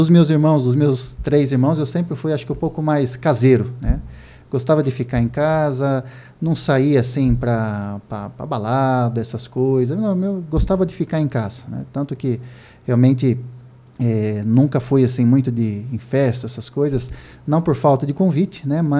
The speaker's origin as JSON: {"language": "Portuguese", "town": "Piracicaba", "region": "São Paulo", "country": "Brazil", "accent": "Piracicaba (caipira)", "lives_now": "São Paulo, Brazil", "said": "Eu já tenho sotaque de Carpira, né? De Piracicaba, misturou com os anos que eu já estou na comunidade, morando em São Paulo."}